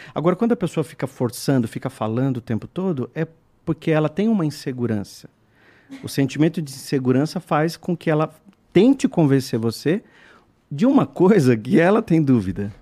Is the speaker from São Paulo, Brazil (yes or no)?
yes; São Roque, São Paulo, Brazil; moved away as an adult; now in São Paulo, Brazil; eu sou do interior de São Paulo, nasci em São Roque, e aí vim morar em São Paulo.